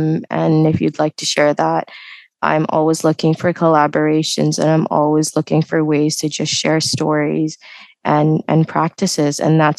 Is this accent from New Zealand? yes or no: no; Canada; English is a second language; also born or lived in United Arab Emirates; my background is Indian in heritage, but I was born in the United Emirates. I stayed here for a couple of years, and then I moved to Canada for a majority of my life.